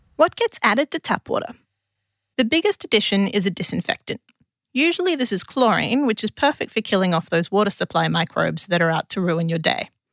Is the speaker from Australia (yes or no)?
yes; Adelaide, South Australia, Australia; moved away as an adult; now in Canberra, Australia; as a South Australian